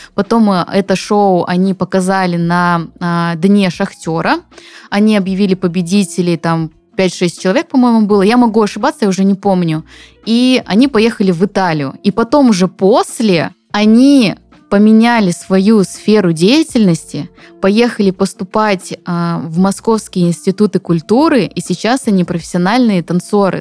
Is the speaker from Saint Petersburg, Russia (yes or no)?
no; Zabaykalsky Krai, Russia; moved away; как говорят у нас на родине, пойдем почи почаюем или почаюем